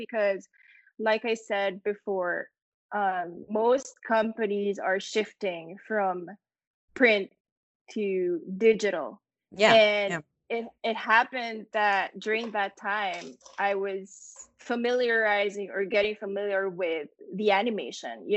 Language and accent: English; Manila, Metro Manila, Philippines; moved away as an adult; now in New York, United States; me as a Filipina who grew up in Manila